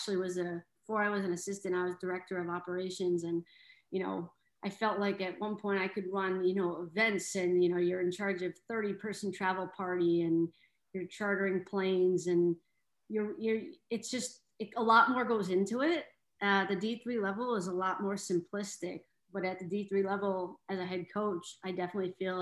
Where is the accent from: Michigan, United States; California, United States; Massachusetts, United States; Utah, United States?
Massachusetts, United States; Sharon; moved away as an adult; also born or lived in Bronx, New York; I'm from Sharon, Mass. So I was a 22-year-old moving to the Bronx